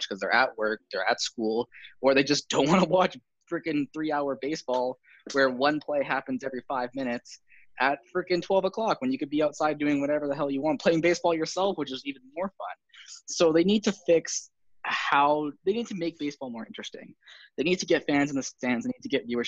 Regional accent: Canada; I'm a Canadian

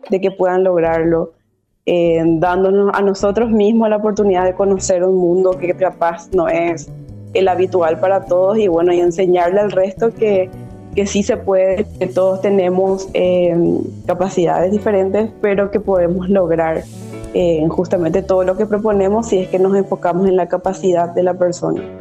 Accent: Paraguay; Eh, el arte inclusivo, al menos aquí en mi país, en Paraguay, es, un trabajo de mucho sudor, ¿verdad?

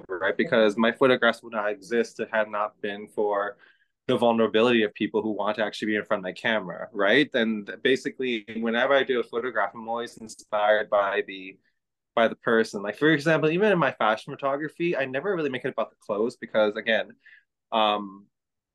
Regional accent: Toronto, Ontario, Canada; I was born here in Toronto, but I'm the son of immigrant parents

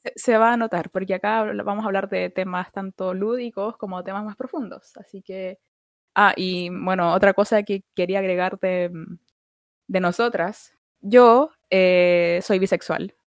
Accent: Santiago, Santiago Metropolitan Region, Chile; soy de Santiago, de la comuna de Budahuel

